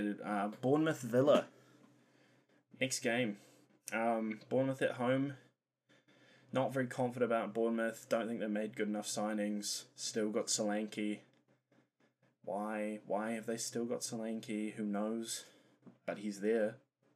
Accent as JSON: {"language": "English", "country": "New Zealand", "said": "as a New Zealander"}